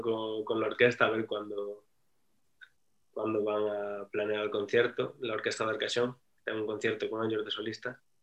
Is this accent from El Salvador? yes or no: no; Galicia, Spain; moved away; also born or lived in France; yo que soy de Galicia